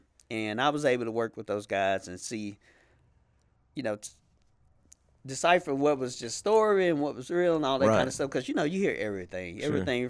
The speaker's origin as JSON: {"language": "English", "town": "Shreveport", "region": "Louisiana", "country": "United States", "tie": "born or raised there", "said": "And look, I'm from Shreveport."}